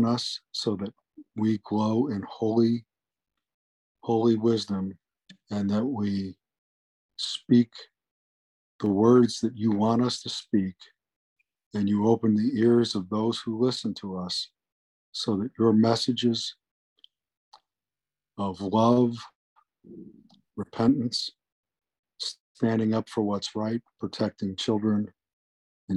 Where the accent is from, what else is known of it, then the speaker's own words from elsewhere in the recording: Buffalo, New York, United States; I grew up in Buffalo, New York.